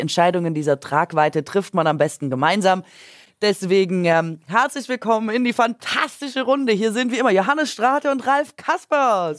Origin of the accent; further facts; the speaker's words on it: Gingen an der Brenz, Baden-Württemberg, Germany; accent: Swabian; es ist schon wieder meine Heimat